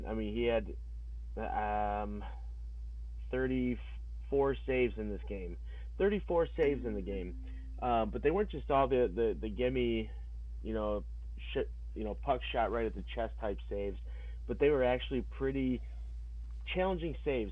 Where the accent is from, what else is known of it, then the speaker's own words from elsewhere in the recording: New York, United States; I am from New York